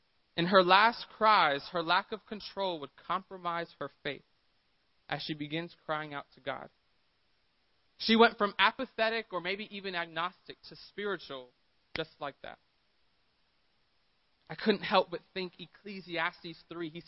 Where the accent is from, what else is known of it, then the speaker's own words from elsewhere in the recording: Miami, Florida, United States; now in San Diego, United States; I'm from Miami. I live in San Diego.